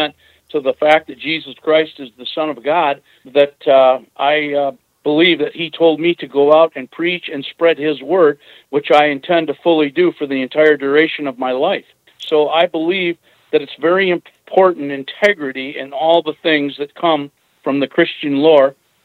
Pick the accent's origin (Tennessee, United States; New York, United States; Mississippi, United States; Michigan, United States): Michigan, United States; Clarkston; moved away as an adult; also born or lived in Pontiac, Michigan; now in Gwinn, United States; I grew up in Clarkston, Michigan, which is a bedroom community for the Detroit area